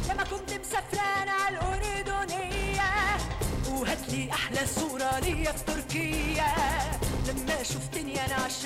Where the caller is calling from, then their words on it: United States; الحمد لله تمام انا … من امريكا